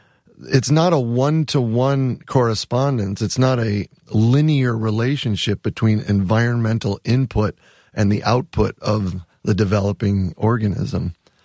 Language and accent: English; Wisconsin, United States; I actually spent one semester at Wisconsin because I'm from Wisconsin. I mean, we have deep roots in Wisconsin. My dad still lives in the same house I grew up in.